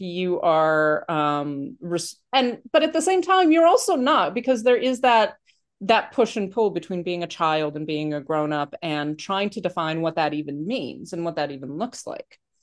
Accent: New York, United States; I'm from New York and, like, we don't have above ground pools that much

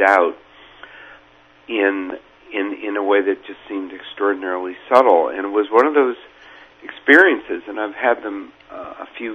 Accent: Menlo Park, California, United States; who was pretly much from my hometown in Menlo Park

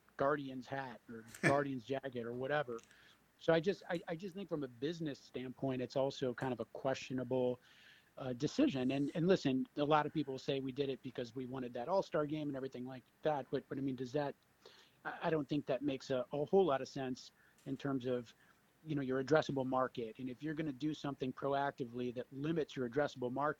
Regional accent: Cleveland, Ohio, United States; I grew up in Cleveland. I had moved away for 10 years or so

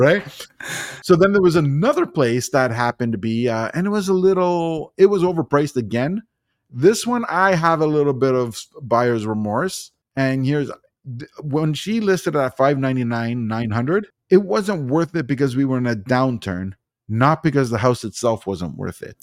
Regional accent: Toronto, Ontario, Canada; moved away as an adult; I was born and raised in Toronto, but I moved out here. I've been out here for four years

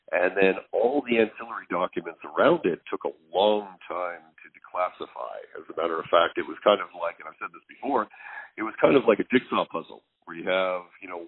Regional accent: Canada; Well, I guess, you know, being a Canadian military historian, you can never get away from Dieppe.

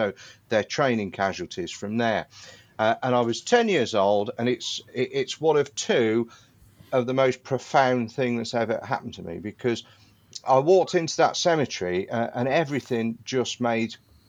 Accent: Midlands, United Kingdom; And then when I was growing up in the Midlands, you know, it's not like you're living down in Kent or Sussex or Hampshire or Dorset and you've got the Battle of Britain.

